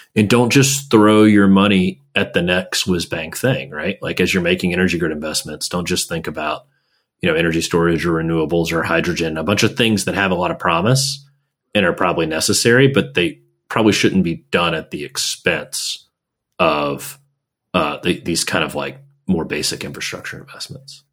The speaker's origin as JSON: {"language": "English", "region": "Gulf Coast of Texas", "country": "United States", "moved": "yes", "said": "I'm from the Gulf Coast of Texas. I'm from like you know the refinery refining alley"}